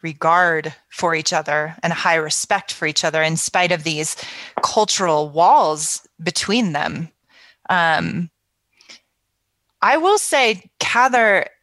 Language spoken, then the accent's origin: English; California, United States; I grew up in California